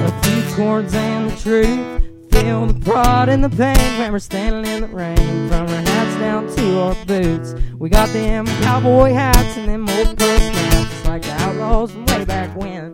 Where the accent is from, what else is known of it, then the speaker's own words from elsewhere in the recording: Greenup County, Kentucky, United States; I'm from Greenup County, Kentucky